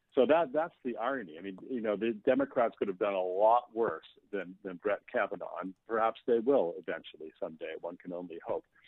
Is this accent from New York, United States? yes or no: no; Maine, United States; I grew up in Maine